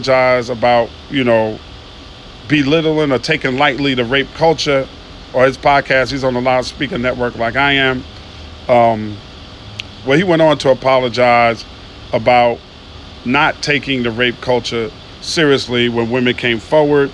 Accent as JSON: {"language": "English", "town": "New York City", "region": "New York", "country": "United States", "moved": "yes", "lives_now": "Atlanta, United States", "said": "I'm from Queens, New York"}